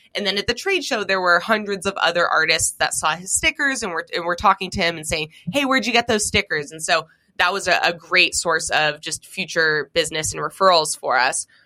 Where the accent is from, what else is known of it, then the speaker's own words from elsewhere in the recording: Seattle, Washington, United States; growing up in Seattle, Washington